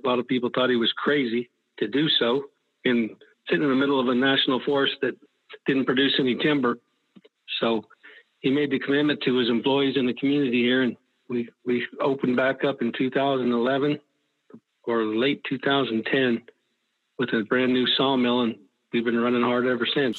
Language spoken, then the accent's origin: English; Weaverville, California, United States; I was born in Weaverville, where I live